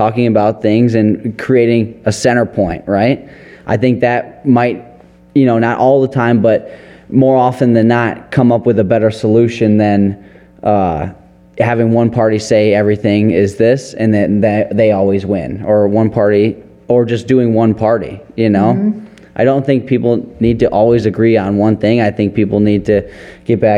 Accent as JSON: {"language": "English", "town": "Detroit", "region": "Michigan", "country": "United States", "said": "We're from Detroit"}